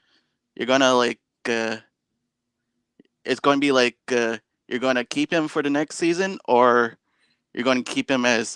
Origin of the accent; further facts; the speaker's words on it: Canada; I'm actually a Canadian guy